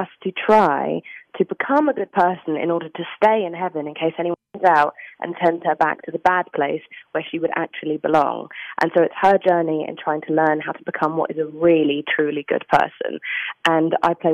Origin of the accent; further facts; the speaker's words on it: England, United Kingdom; I'm English